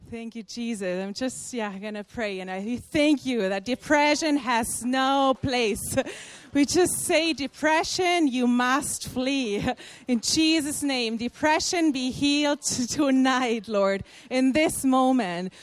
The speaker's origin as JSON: {"language": "English", "country": "Germany", "also_born_or_lived": "Brazil", "said": "I'm from Germany."}